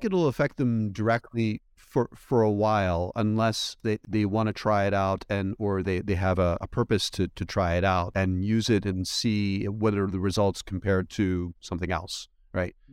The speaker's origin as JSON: {"language": "English", "region": "East Coast", "country": "United States", "tie": "born or raised there", "also_born_or_lived": "Belgium", "said": "I went to school, uh, for the most part in the United States, on the East Coast"}